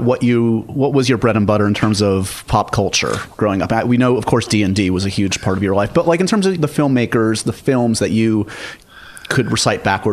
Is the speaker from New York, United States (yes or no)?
yes; New York, United States; I grew up in New York as well